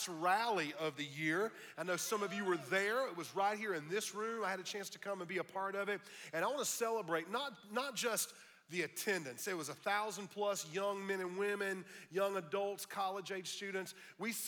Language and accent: English; United States; I'm not only a Christian, I'm an American